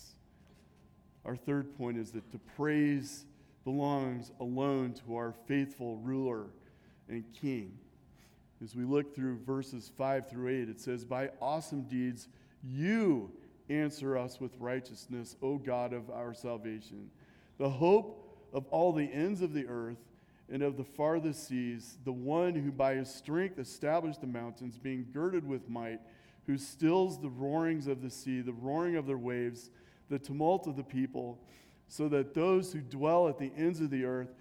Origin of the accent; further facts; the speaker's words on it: Nebraska, United States; growing up in Nebraska